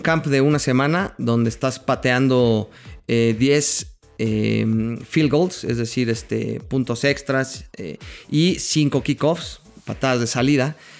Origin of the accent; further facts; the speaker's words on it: Mexico; nosotros los mexicanos